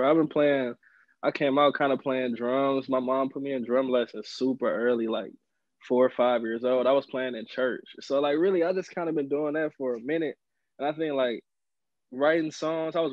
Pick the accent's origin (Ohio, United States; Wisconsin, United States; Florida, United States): Wisconsin, United States; Milwaukee; born or raised there; also born or lived in Rockford, Illinois